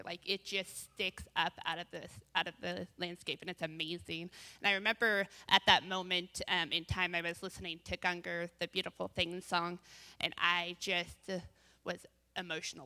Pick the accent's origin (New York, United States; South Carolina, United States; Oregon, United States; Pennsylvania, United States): Oregon, United States; Bend; now in Salem, United States; I grew up in Bend, moved over here in ninety-seven